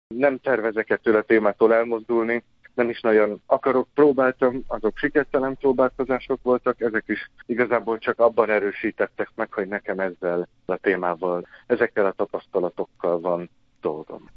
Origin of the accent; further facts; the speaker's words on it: Salgótarján, Nógrád, Hungary; moved away as an adult; also born or lived in Sárospatak; now in Debrecen, Hungary; Azt nem mondom, hogy debreceniként gondolok magamra, mert még mindig Salgó Tarjániként